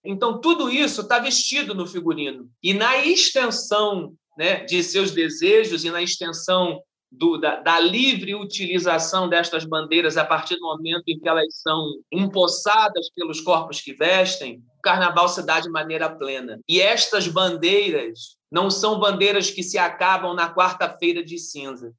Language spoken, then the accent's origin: Portuguese; Rio de Janeiro, Brazil; eu passei parte da minha, da minha juventude na Ilha do Governador, mas sou carioca de 1983, nascido no bairro do Jardim América